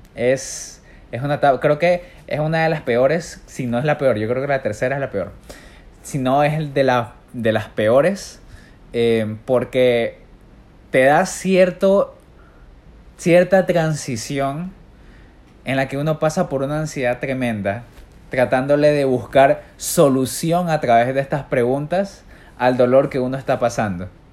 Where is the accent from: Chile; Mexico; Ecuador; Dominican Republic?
Ecuador; soy un ecuatoriano